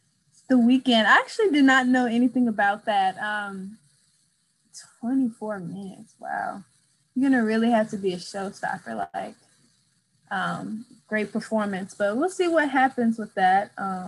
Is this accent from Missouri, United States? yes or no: yes; St. Louis, Missouri, United States; I have family in KC, even though I'm from St. Louis.